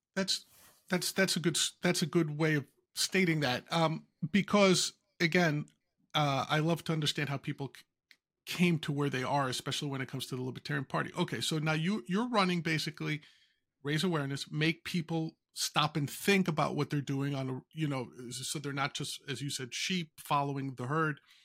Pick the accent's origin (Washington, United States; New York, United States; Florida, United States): New York, United States; I'm from the Bronx